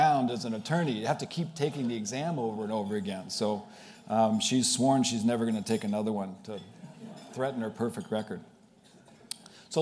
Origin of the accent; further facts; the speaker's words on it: Pittsburgh, Pennsylvania, United States; moved away as an adult; also born or lived in Worcester, Massachusetts; now in Boston, United States; I am not from Boston. I grew up in Pittsburgh, Pennsylvania, the oldest of six children